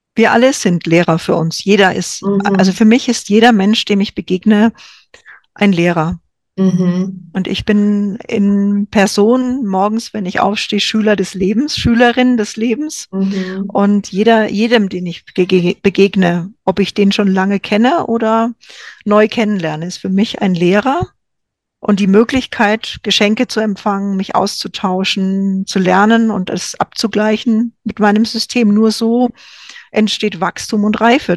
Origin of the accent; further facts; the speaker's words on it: Franconia, Bavaria, Germany; In Franken, wo ich herkomme, sagt man den Radio